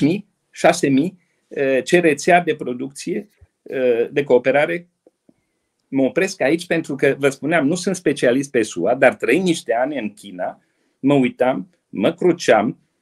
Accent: Romania; noi, românii

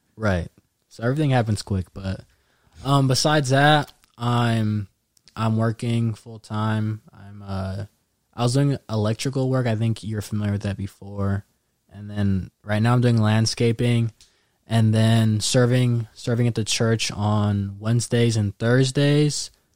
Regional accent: Daly City, California, United States; also born or lived in San Mateo, California / Rocklin, California; I was born there. Went to elementary school there

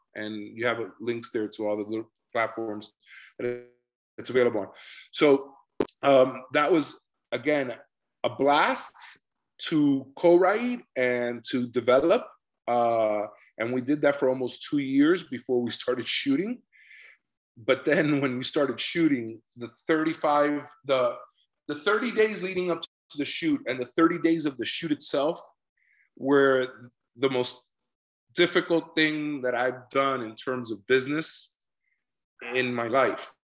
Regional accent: Miami, Florida, United States; we're two guys from Miami.

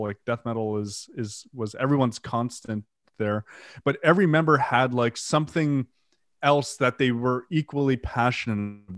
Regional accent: Canada; first language French; English is a second language; also born or lived in Ottawa; I'm French Canadian, English is my second language

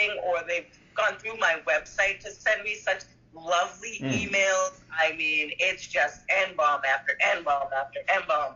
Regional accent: Massachusetts, United States; I'm from Massachusetts

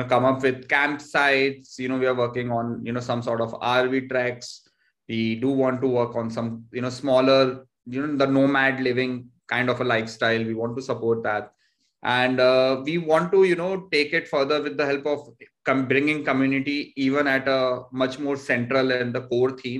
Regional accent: Jodhpur, Rajasthan, India; also born or lived in Peeparli; I come from Jodhpur, but my village is Peeparli, which is 60 kilometers from here

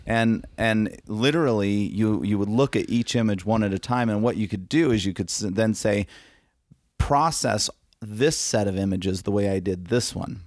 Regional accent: Arizona, United States; I'm from Arizona, and I'm a wedding and lifestyle photographer.

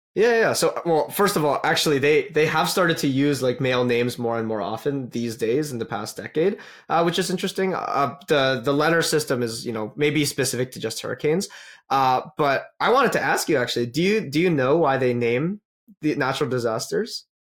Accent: Calgary, Alberta, Canada; I'm from Calgary

